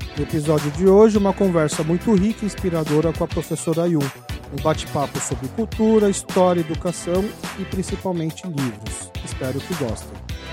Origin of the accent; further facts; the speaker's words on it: Brazil; accent: Kyopo; vim do Brasil